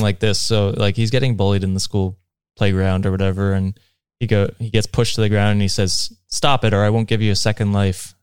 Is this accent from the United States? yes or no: no; Canada; as a Canadian